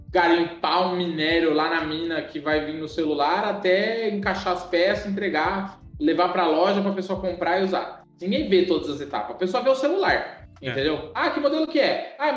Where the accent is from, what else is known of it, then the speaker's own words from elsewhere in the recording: São Paulo, Brazil; Cara, eu vim, eu vim de São Paulo, capital, velho.